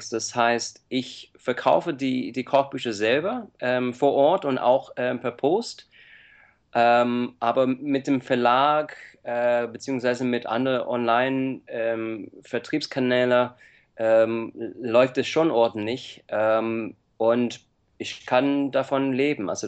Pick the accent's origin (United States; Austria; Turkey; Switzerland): United States; now in Germany; Äh, ich komme ursprünglich aus Amerika und ich lebe seit 14 Jahren in Deutschland